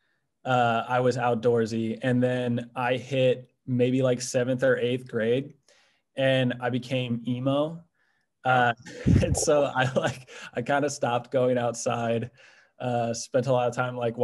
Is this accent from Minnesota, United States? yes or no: no; Merton, Wisconsin, United States; I grew up in this town called Merton. It's in like northwestern Waukesha County